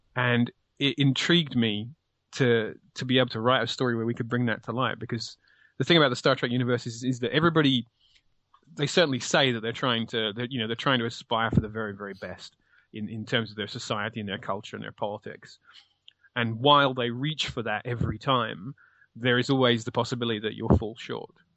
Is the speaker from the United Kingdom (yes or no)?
yes; United Kingdom